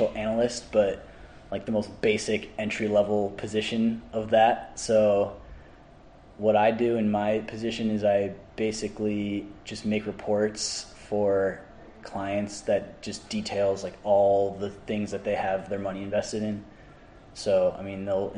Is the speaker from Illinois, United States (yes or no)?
yes; Orland Park, Illinois, United States; moved away as an adult; Orland Park, Illinois. So that's a suburb of Chicago.